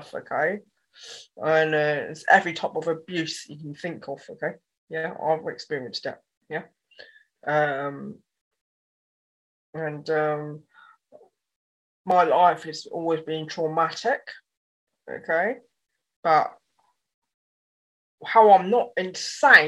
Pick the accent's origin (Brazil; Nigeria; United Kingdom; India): United Kingdom; Dorset, South West England; also born or lived in Yeovil, Somerset; I was born in Yeovil, Somerset. Then at the age of 8, okay, I moved to Dorset